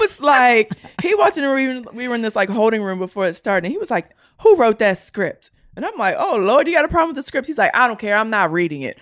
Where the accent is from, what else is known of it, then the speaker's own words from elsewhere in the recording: Baltimore, Maryland, United States; I'm from Baltimore